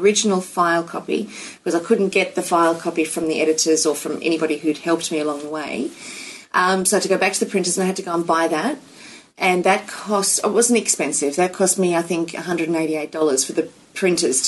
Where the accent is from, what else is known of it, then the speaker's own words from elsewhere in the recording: United States; now in Australia; I'm an American citizen